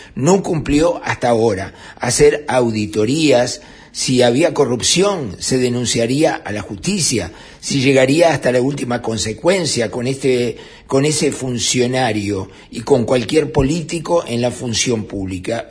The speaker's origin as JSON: {"language": "Spanish", "country": "Uruguay", "said": "somos los uruguayos"}